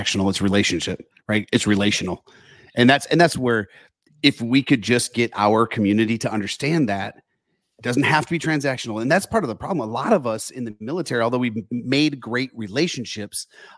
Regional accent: Michigan, United States; you're in my home state

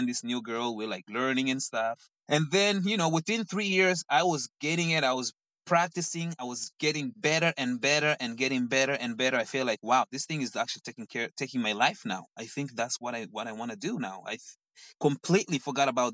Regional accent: Mozambique; English is a second language; moved away as an adult; now in Toronto, Canada; So, I was born in Mozambique, born and raised in Mozambique.

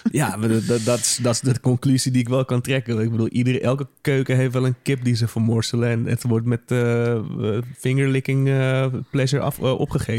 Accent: Netherlands; ik ben een Nederlander

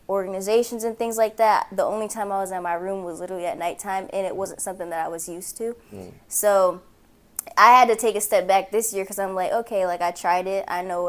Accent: Port Huron, Michigan, United States; also born or lived in Arizona / Texas / North Carolina; So the thing is, I'm from Port Huron, but like, I've also lived multiple places, so I've never been set and settled in one place. So I'm from there, but I've lived in Arizona, Texas, North Carolina, multiple parts of Michigan.

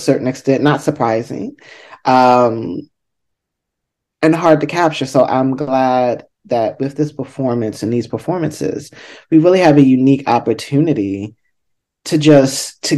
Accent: Baltimore, Maryland, United States; I'm from Baltimore

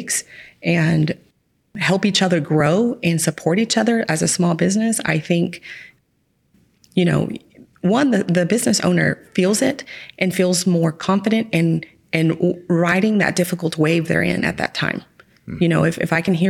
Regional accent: Midland area, Texas, United States; born or raised there

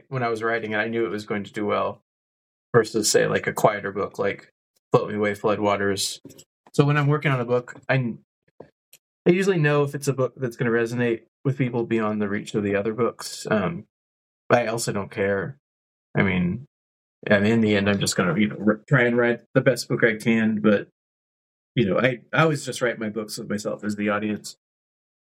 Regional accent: West Coast, United States; moved away as an adult; also born or lived in California / Portland, Oregon; now in Kansas, United States; I'm from the West Coast

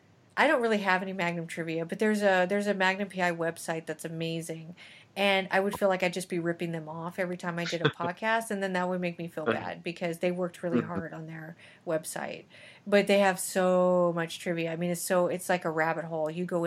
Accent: New Mexico, United States; I am from New Mexico. Can't you tell?

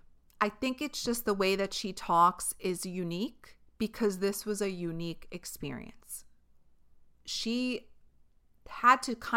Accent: New York, United States; But when you're from a certain place, like if we, as a New Yorker, when I go to a different place, when I go to the Midwest or when I go to California, when I go to a different country, the way I speak is always intimidating to other people.

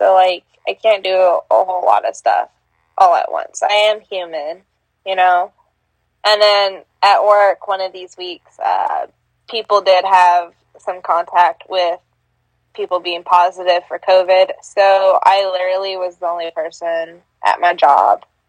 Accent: New Mexico, United States; moved away; I grew up in New Mexico

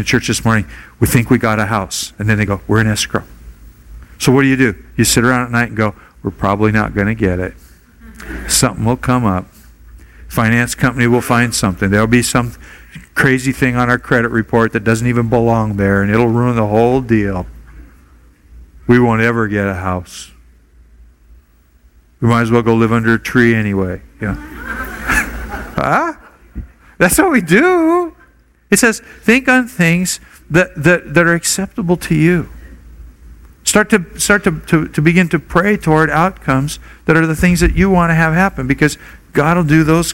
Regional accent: Portland, Oregon, United States; now in Honolulu, United States; I grew up in Portland, Oregon, 60 miles from Timberline Lodge in Mount Hood

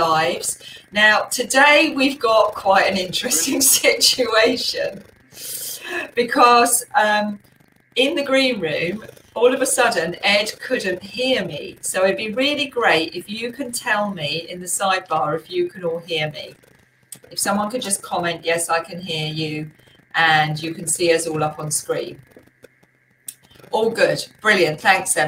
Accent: Kent, South East England, United Kingdom; also born or lived in Buckinghamshire; now in Battle, United Kingdom; I was born and brought up in Kent

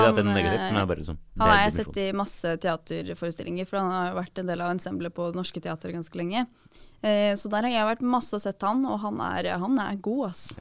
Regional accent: Drammen, Buskerud, Norway; Men jeg er fra Drammen, ja.

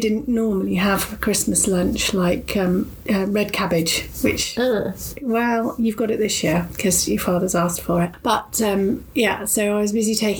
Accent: Melton Mowbray, East Midlands, United Kingdom; I was born in Melton Mowbray and my grandparents always had pork

